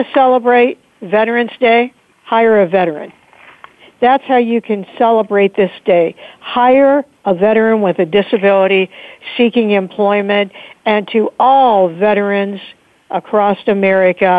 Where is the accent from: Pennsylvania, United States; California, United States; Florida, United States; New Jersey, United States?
Pennsylvania, United States; Pittsburgh; my hometown of Pittsburgh